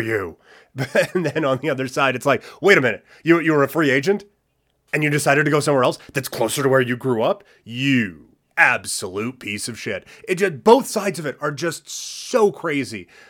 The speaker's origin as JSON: {"language": "English", "town": "Assiniboia", "region": "Saskatchewan", "country": "Canada", "tie": "born or raised there", "moved": "yes", "said": "I grew up in Assiniboia, Saskatchewan"}